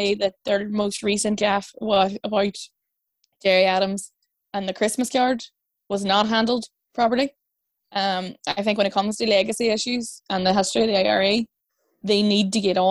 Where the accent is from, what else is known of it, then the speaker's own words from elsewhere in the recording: Ireland; I am incredibly proud to be Irish